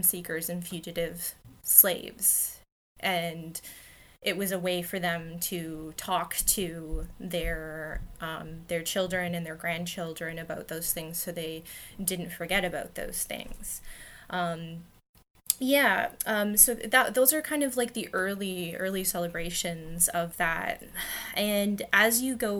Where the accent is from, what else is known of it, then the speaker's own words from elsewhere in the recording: Chatham, Ontario, Canada; my hometown of Chatham